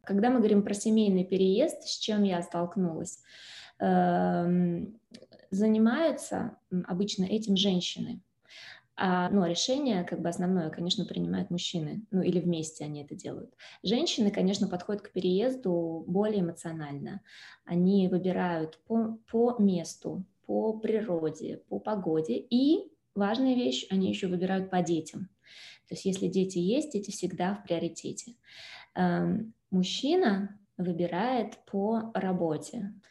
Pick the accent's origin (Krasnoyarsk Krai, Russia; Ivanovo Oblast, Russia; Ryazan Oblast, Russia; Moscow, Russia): Moscow, Russia; moved away as an adult; now in Lugano, Switzerland; Родилась в Москве и жила в Москве